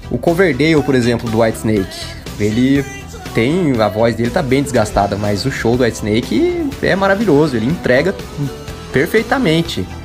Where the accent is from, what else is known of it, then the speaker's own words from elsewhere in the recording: Porto Alegre, Rio Grande do Sul, Brazil; Somos do Rio de Janeiro, mas eu sou de Porto Alegre e sou fã do programa.